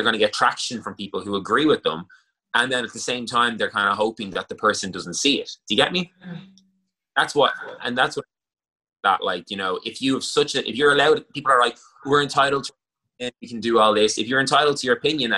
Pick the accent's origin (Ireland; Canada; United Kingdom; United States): Ireland; It's part of our culture as Irish people